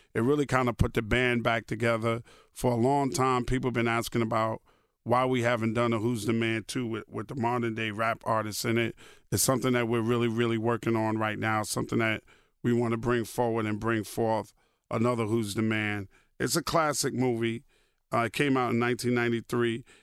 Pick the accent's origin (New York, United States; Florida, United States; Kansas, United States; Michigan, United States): New York, United States; New York City; moved away; also born or lived in Bedford-Stuyvesant, Brooklyn / Brownsville, Brooklyn; When I grew up in Queens